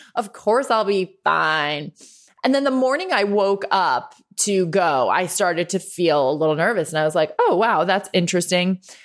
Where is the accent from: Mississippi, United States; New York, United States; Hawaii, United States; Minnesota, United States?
New York, United States; Westchester County; also born or lived in Ireland / Los Angeles; I grew up just thirty-five minutes north of the city in Westchester County. Uh, moved there from Ireland at eight years old.